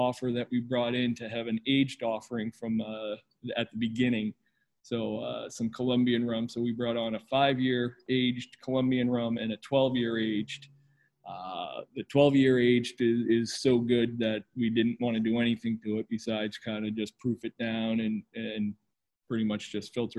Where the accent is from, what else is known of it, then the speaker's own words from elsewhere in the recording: New Hampshire, United States; moved away as an adult; also born or lived in Delaware; now in Portland, Maine, United States; I was born and raised in New Hampshire and went to school there